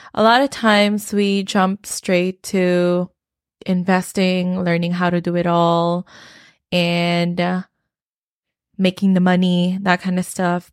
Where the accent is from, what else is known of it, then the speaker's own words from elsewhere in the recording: Philippines; moved away; I came from the Philippines and I grew up in the Philippines